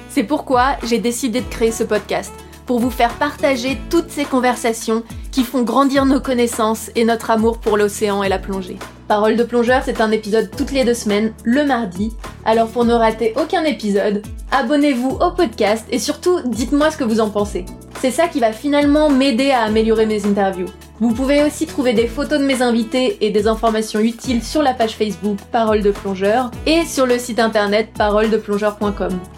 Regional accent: Courtenay, Centre-Val de Loire, France; Je suis originaire de Courtenay, petit village au fin fond du Loiret

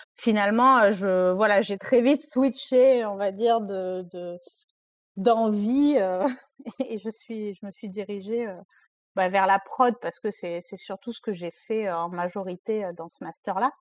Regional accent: Provence-Alpes-Côte d'Azur, France; moved away as an adult; also born or lived in Paris region; je suis une jeune femme de presque 30 ans qui vient de la région PACA, donc euh, le sud de la France.

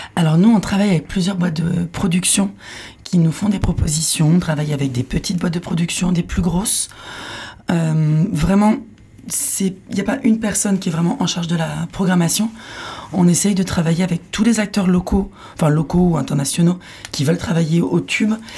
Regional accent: Paris region, Île-de-France, France; moved away as an adult; also born or lived in Philippines / Landes; je viens de Paris, de région parisienne.

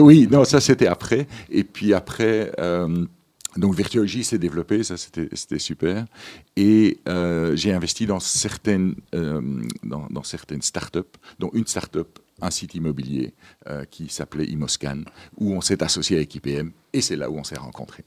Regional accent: Ypres, Flanders, Belgium; moved away as an adult; also born or lived in Madagascar / Brussels; Je suis né à Madagascar, mais je n'y ai pas vécu longtemps. J'ai vécu pendant 18 mois, puis mes parents sont, sont rentrés euh, euh, en Flandre, euh, à Ypres en West-Flandre, donc tout à fait dans le petit coin là-bas. et c'est là que j'ai fait mes études

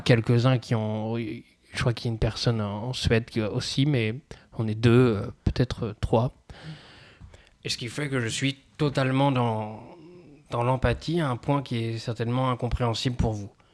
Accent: Pithiviers, Centre-Val de Loire, France; j'ai grandi à Pithiviers, moi encore, donc on n'est pas, on n'est pas tout à fait à côté de Paris

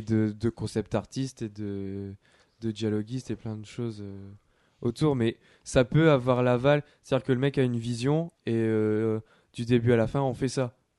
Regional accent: France; chez nous en France

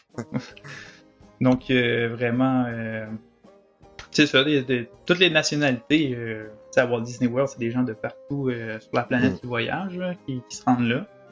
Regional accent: Quebec, Canada; accent: Québécois; now in Orlando, United States; mon accent québécois

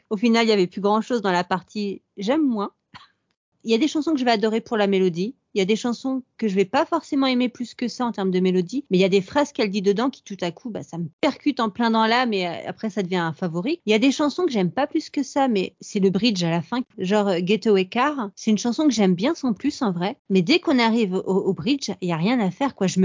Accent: France; quand on est française

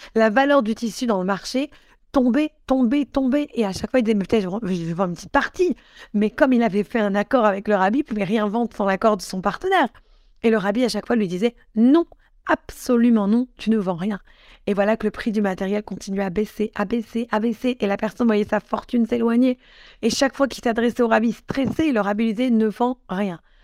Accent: Morocco; je suis marocaine

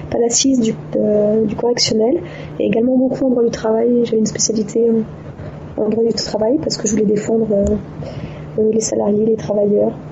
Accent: Djibouti; Je suis parti à 5 ans et demi vivre à Djibouti en 1981. J'ai suivi mes parents. Et euh, voilà, donc j'ai grandi ensuite à Djibouti.

